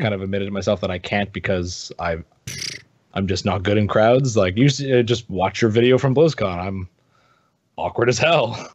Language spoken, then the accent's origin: English; Canada; I'm from Canada